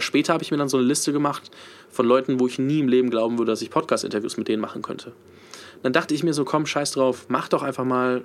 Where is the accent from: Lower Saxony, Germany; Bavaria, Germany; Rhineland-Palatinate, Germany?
Bavaria, Germany; Nuremberg; moved away; also born or lived in Munich / Prague; Ich komme ursprünglich aus, aus Nürnberg